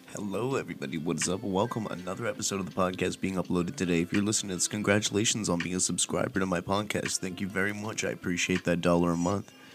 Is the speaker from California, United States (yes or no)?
yes; Palm Desert, California, United States; moved away; my hometown of Palm Desert